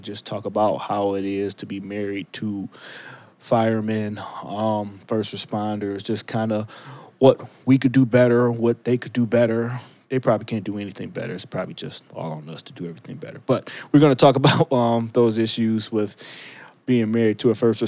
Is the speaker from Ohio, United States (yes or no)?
yes; Cleveland, Ohio, United States; moved away; I am in the beautiful city, my hometown, Cleveland, Ohio